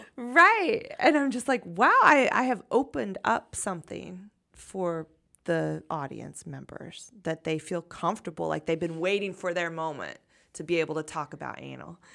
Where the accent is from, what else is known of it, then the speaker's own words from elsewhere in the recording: United States; American culture is really a, a, a brag art culture